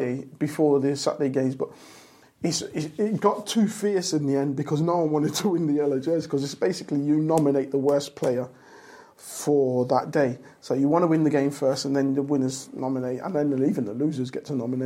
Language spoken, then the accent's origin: English; Leicester, East Midlands, United Kingdom; I'm from Leicester. Everyone knows I'm from Leicester, and that's where my heart is as a city